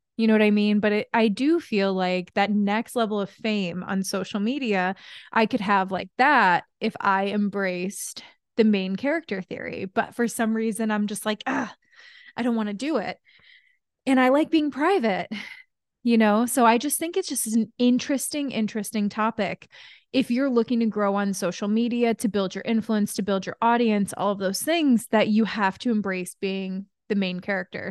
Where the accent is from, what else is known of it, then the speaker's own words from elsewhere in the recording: Connecticut, United States; I'm from New England. I'm from Connecticut